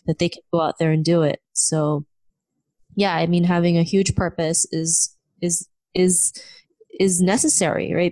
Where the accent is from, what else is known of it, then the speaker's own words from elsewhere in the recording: Philippines; moved away; also born or lived in Canada; growing up in the Philippines and in Canada